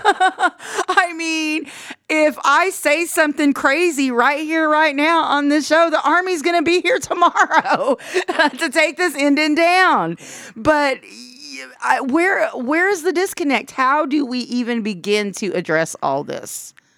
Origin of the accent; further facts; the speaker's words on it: United States; as the American public